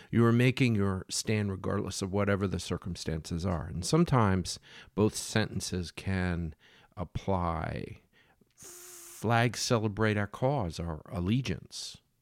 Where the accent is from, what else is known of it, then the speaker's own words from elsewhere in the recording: Philadelphia, Pennsylvania, United States; I grew up in Philadelphia, where Betsy Ross sowed the flag for George to go to war